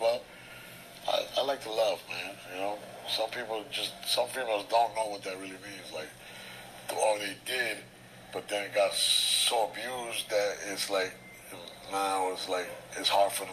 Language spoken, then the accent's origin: English; Paterson, New Jersey, United States; New Jersey, Paterson, New Jersey